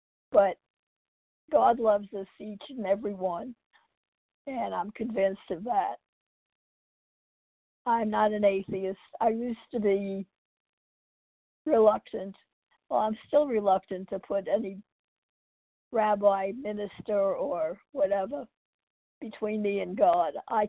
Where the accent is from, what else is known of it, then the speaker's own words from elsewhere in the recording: New York, United States; also born or lived in California; now in Texas, United States; I'm from New York, California, and now I live in Texas.